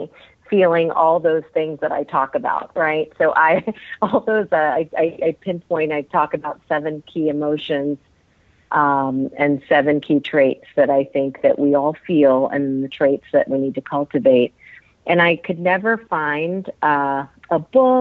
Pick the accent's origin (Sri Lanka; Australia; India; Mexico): India; moved away; I come from India